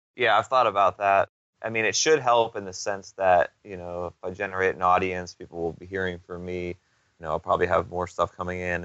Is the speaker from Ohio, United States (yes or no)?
no; Pittsburgh, Pennsylvania, United States; moved away; I'm originally from Pittsburgh, and I went up there earlier this summer to just kind of see my parents